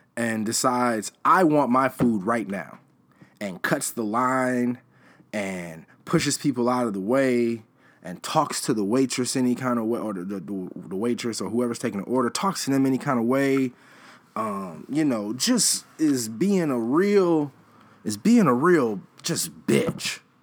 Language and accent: English; Chicago, Illinois, United States; I am from Chicago